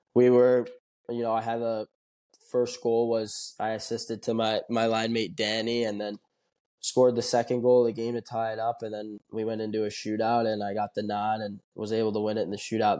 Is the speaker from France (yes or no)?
no; Toledo, Ohio, United States; I'm from Ohio, um, born and raised in Toledo